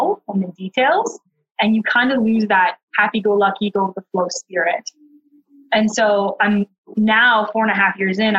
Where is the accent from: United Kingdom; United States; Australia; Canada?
Canada; Thunder Bay, Ontario; moved away as an adult; Born and raised in Thunder Bay, tiny